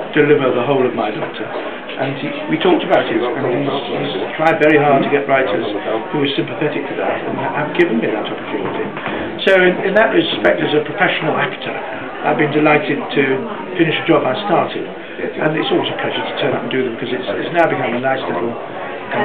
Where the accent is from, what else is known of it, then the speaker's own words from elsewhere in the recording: Manchester, North West England, United Kingdom; I come from Manchester, like him